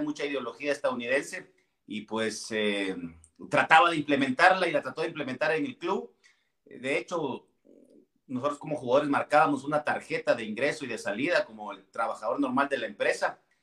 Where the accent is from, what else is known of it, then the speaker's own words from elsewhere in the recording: Villa Nueva, Guatemala Department, Guatemala; yo soy originario puro de Villanueva, puro villanovano